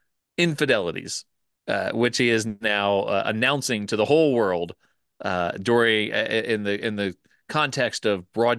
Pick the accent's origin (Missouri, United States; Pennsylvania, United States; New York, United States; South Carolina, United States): Pennsylvania, United States; It is set in Pennsylvania residents, of which I was one. I grew up